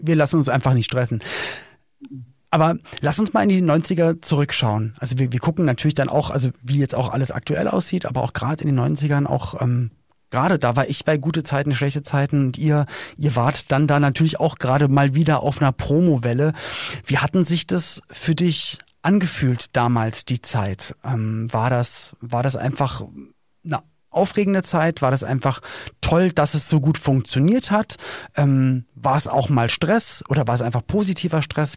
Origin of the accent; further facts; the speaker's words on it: Berlin, Germany; Ich komme ja auch aus West-Berlin.